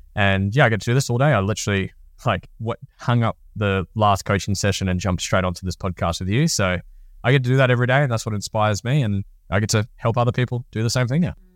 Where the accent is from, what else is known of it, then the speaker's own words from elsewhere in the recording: Norfolk Island; moved away; I come from Norfolk Island